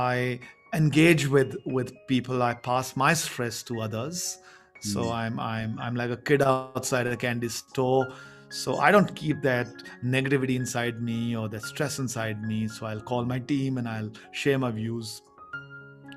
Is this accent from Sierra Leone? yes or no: no; India; English is a second language; growing up in a very small town, which used to be a population of 15,000. And I never spoke English at home